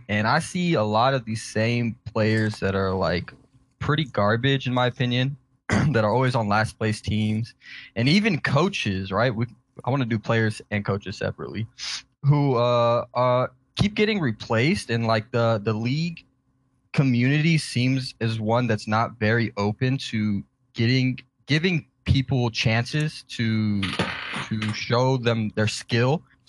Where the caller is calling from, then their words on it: Houston, Texas, United States; Houston, Texas.